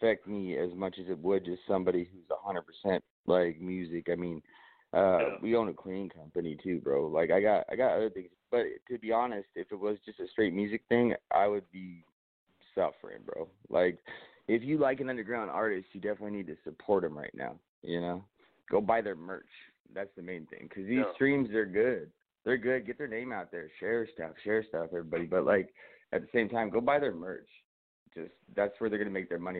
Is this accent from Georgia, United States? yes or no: no; Billings, Montana, United States; now in Vancouver, United States; I'm originally from Billings, Montana. I stay up in Vancouver now, Washington